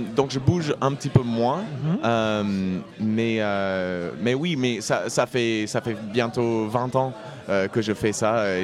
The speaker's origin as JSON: {"language": "French", "region": "Indiana", "country": "United States", "tie": "born or raised there", "also_born_or_lived": "Brittany / Saint-Étienne", "second_language": "French", "moved": "as an adult", "lives_now": "Toulouse, France", "said": "J'arrive de, de, Toulouse euh, aujourd'hui, mais j'ai grandi aux États-Unis, en Indiana"}